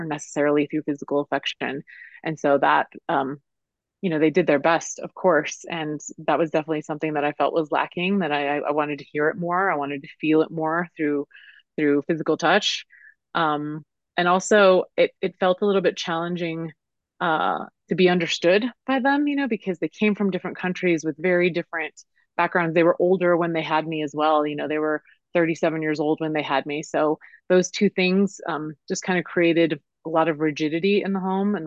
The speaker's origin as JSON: {"language": "English", "town": "Denver", "region": "Colorado", "country": "United States", "tie": "born or raised there", "said": "I was born in Denver and raised in Denver, and that's where I am now"}